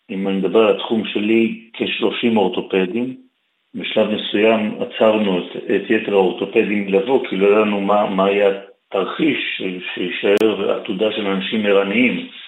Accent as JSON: {"language": "Hebrew", "country": "Israel", "tie": "born or raised there", "said": "אני נולדתי, גדלתי בישראל, למדתי באוניברסיטת תל אביב"}